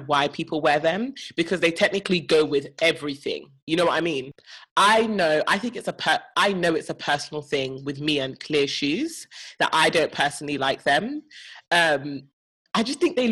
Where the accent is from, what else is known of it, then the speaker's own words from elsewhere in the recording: Nigeria; as a Nigerian